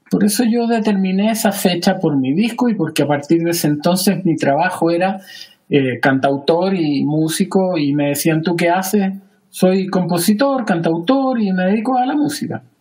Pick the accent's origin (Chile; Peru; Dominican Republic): Chile; moved away as an adult; now in Savannah, United States; ¿Por qué yo me fui de Chile? Hace unos años atrás empezamos a conversar con mi hija la idea de que ella quería estudiar fuera de Chile. Honestamente, Juan, yo hace muchos años que quería salir de Chile.